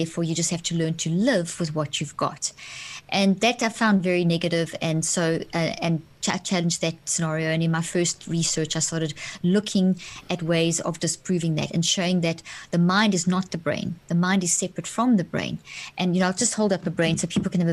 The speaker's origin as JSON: {"language": "English", "country": "South Africa", "tie": "born or raised there", "also_born_or_lived": "Zimbabwe", "moved": "yes", "said": "I grew up in South Africa, born in Zimbabwe, grew up in South Africa"}